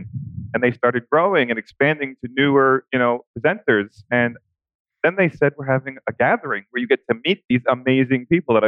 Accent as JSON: {"language": "English", "region": "New York", "country": "United States", "said": "I'm from New York."}